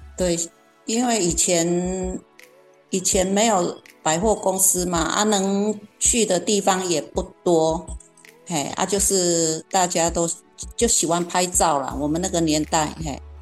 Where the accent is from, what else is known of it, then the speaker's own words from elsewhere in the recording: Kaohsiung, Taiwan; 那我成，成长的年代呢，刚好是经济起飞阶段哈。那高雄呢，也成立了前镇加工区跟男子加工区